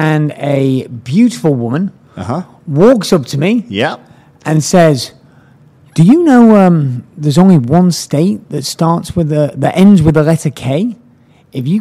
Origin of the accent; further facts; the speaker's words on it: England, United Kingdom; moved away; I'm from England.